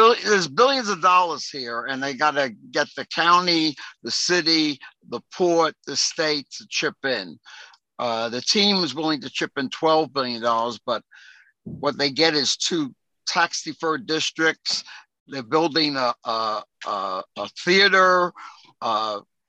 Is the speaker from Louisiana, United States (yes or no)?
no; New York City, New York, United States; That's where I grew up. I grew up on Georgia Avenue